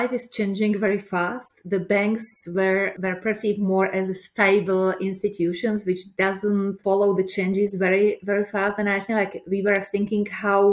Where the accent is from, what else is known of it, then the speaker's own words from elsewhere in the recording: Prague, Czechia; I'm coming from Czech Republic, from Prague.